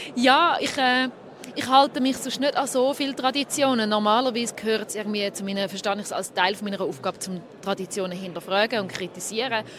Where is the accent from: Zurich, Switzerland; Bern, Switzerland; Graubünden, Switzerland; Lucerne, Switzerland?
Zurich, Switzerland; ich bin 33, ich bin aus Zürich